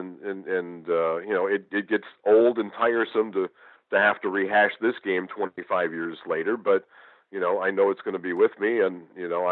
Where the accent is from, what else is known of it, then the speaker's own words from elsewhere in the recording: Western New York, United States; moved away as an adult; now in Houston, United States; I grew up in Western New York